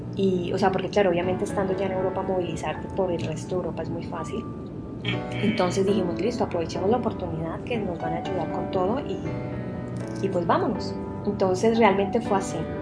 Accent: Sevilla, Valle del Cauca, Colombia; moved away as an adult; also born or lived in Spain / Santiago de Compostela; now in Barcelona, Spain; soy sevillana de, un pueblo en Colombia que queda al norte del Valle del Cauca.

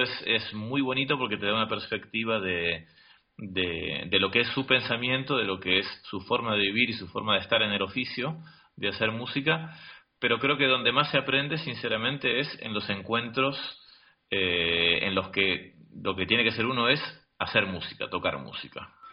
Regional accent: Argentina; now in Madrid, Spain; en mi país, en Argentina

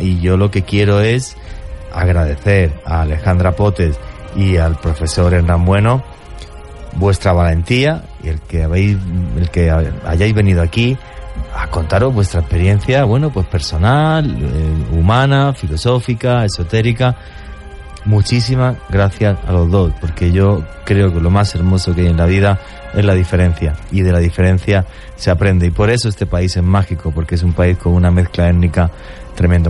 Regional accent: Spain; moved away; España, en mi país

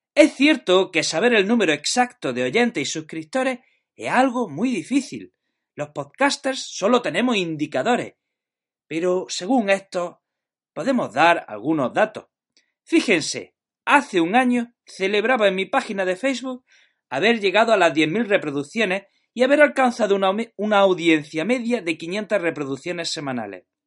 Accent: Jaén, Andalusia, Spain; now in Granada, Spain; soy de Jaén, pero estoy afincado en Granada

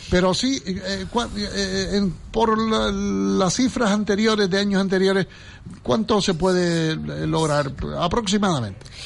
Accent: Gran Canaria, Canary Islands, Spain; todos los Gran Canarios somos beneficiarios de San Juan de Dios.

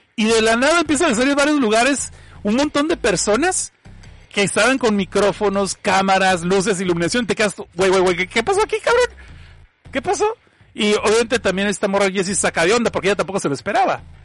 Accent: Mexico; yo soy mexicano

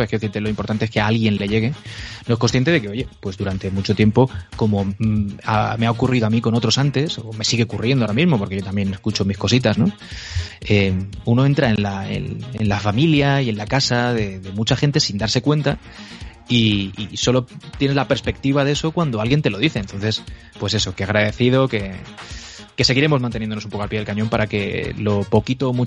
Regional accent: Elche, Valencian Community, Spain; now in Madrid, Spain

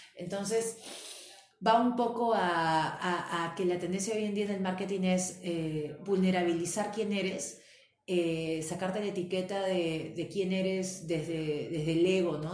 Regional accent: Peru

